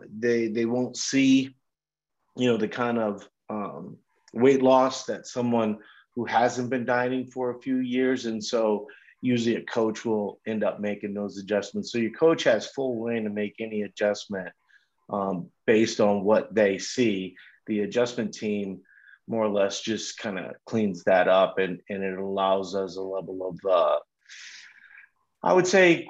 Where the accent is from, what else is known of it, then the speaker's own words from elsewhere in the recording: New Orleans, Mississippi area, the South, United States; now in Minnesota, United States; I'm originally from the New Orleans, Mississippi area.